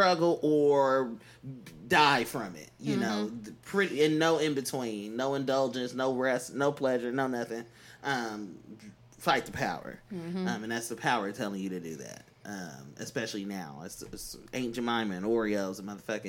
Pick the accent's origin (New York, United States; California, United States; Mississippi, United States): California, United States; Oakland; moved away; I'm from East Oakland